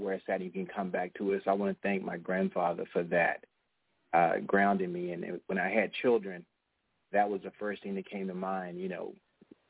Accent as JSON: {"language": "English", "town": "Fort Worth", "region": "Texas", "country": "United States", "said": "I'm from Cowtown"}